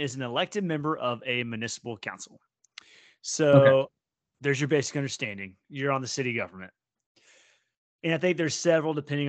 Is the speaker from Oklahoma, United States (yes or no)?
yes; Oklahoma, United States; born or raised there